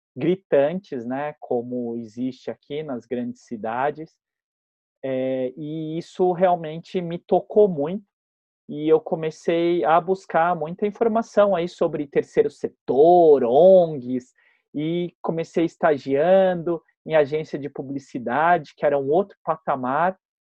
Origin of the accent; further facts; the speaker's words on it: Botucatu, São Paulo, Brazil; moved away as an adult; now in São Paulo, Brazil; eu sou do interior, né? Eu sou de Botucatu. E lá em Botucatu a gente tinha uma vida muito livre